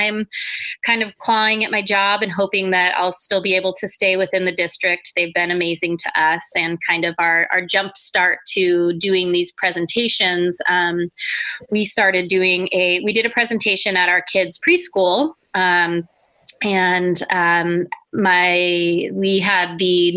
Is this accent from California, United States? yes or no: yes; Santa Rosa, California, United States; I am born and raised in Sonoma County